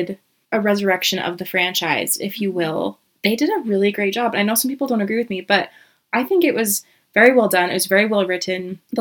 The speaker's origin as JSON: {"language": "English", "area": "Davis County", "region": "Utah", "country": "United States", "tie": "born or raised there", "also_born_or_lived": "Orem, Utah", "said": "I am from Utah originally, grew up in Davis County, born and raised. I have jumped all over the place when it comes to school, but it has landed me here in Utah County."}